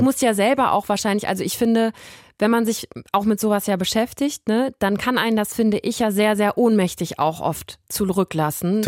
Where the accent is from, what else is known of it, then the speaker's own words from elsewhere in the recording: Germany; ich bin deutsch, bin in, in Deutschland geboren, aufgewachsen